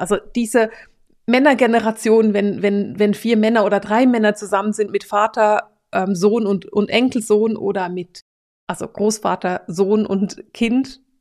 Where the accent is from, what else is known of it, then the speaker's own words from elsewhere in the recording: Switzerland; ich bin Schweizerin